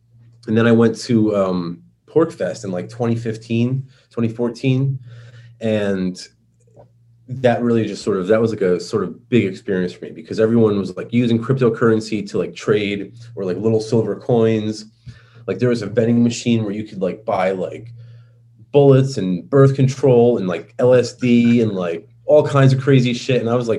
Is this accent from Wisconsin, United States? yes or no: no; New York, United States; accent: New York; I speak with my New York accent